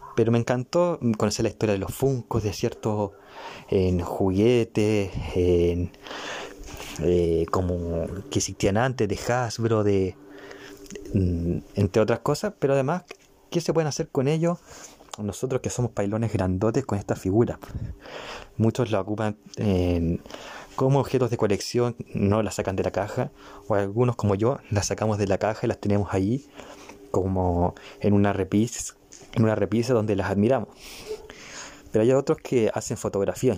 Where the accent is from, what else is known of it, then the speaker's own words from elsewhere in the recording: Chile; yo soy chileno